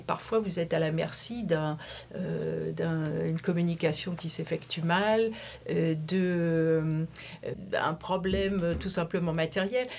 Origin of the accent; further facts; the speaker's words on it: Valenciennes, Hauts-de-France, France; moved away as an adult; also born or lived in Paris / New York / Washington; now in San Francisco, United States; je suis originaire du Nord, de Valenciennes